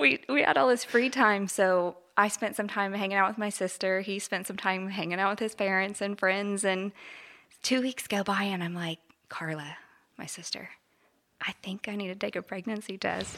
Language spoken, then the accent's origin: English; Parsons, Kansas, United States; moved away as an adult; I grew up in Parsons